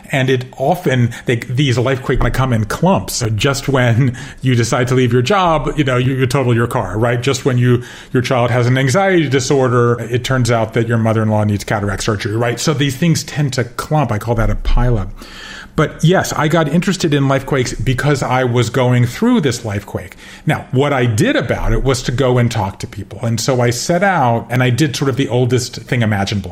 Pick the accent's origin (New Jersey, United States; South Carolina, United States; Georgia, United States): Georgia, United States; moved away as an adult; also born or lived in Connecticut, United States / Japan; I grew up in Georgia and I left there in the uh, 80s and went to Yale